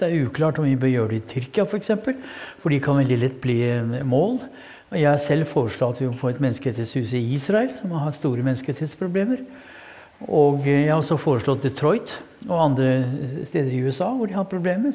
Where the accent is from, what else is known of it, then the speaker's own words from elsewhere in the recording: Kongsberg, Buskerud, Norway; jeg har vært i oppveksten på Kongsberg